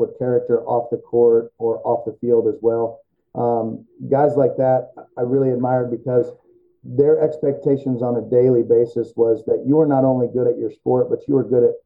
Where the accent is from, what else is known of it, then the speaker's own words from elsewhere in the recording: Central Illinois, United States; moved away as an adult; now in St. Louis, United States; I grew up in Central Illinois